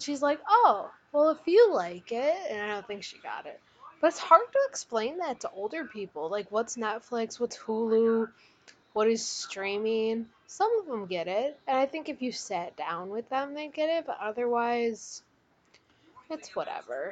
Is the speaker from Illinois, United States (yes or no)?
yes; Illinois, United States; now in Wisconsin, United States; I'm from Illinois, moved to Wisconsin.